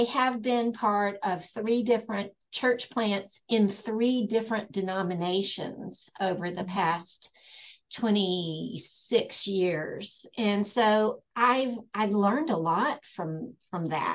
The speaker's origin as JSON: {"language": "English", "region": "East Tennessee", "country": "United States", "tie": "born or raised there", "moved": "as an adult", "lives_now": "Western North Carolina, United States", "said": "I grew up in East Tennessee, but we've lived in Western North Carolina for over 30 years."}